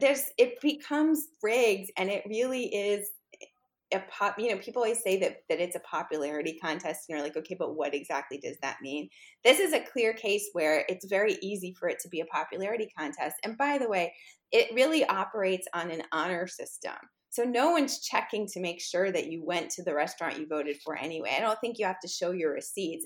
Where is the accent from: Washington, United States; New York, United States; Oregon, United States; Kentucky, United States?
New York, United States; New York City; I grew up in New York City, specifically on the Upper East Side